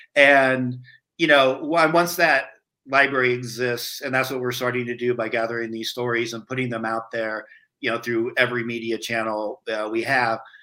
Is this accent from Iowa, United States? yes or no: yes; rural Iowa, United States; I grew up in rural Iowa.